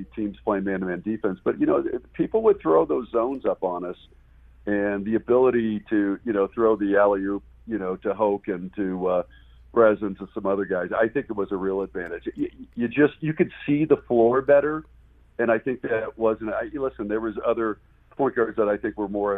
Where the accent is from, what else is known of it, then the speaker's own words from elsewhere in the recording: Southern Illinois, United States; I was from Southern Illinois